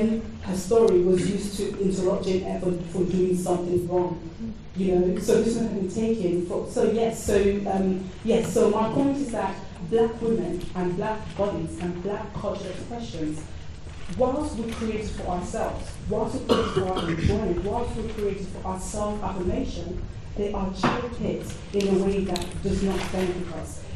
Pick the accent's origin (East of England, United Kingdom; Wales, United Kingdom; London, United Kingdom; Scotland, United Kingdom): London, United Kingdom; accent: London; my London accent